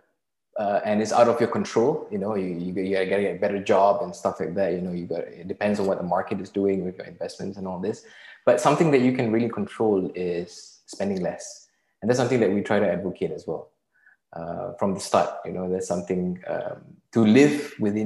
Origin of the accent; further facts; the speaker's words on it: Singapore; I'm Singaporean. So, you know, and growing up in Singapore